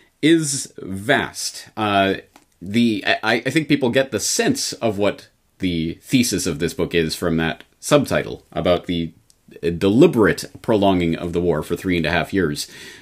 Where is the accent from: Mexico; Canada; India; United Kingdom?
Canada; now in Japan; because as a Canadian in Japan, my only familiarity with Herbert Hoover is the Hoover Dam